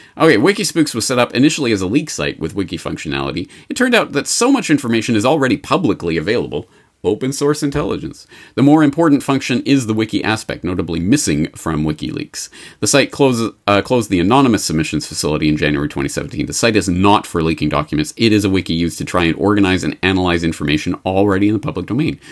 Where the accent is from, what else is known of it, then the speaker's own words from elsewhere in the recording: Canada; I'm Canadian